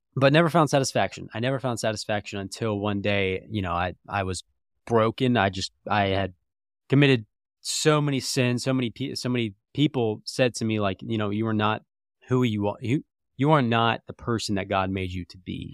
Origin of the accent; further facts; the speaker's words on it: Jacksonville, Florida, United States; moved away as an adult; also born or lived in Atlanta / Lookout Mountain, Georgia; now in Indianapolis, United States; grew up there till I was eighteen.